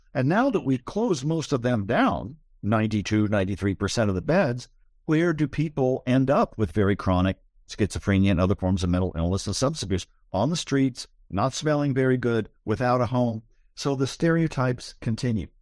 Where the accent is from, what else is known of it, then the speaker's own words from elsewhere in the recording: Columbus, Ohio, United States; now in Berkeley, United States; I grew up in the Midwest. I grew up in Columbus, Ohio.